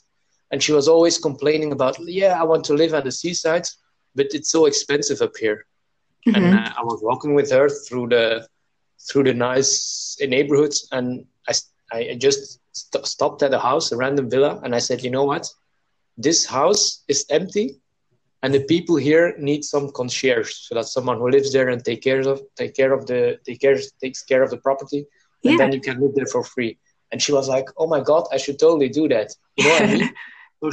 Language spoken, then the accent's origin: English; South India, India; born there; I really have to go back to where I was born. I was born in South India.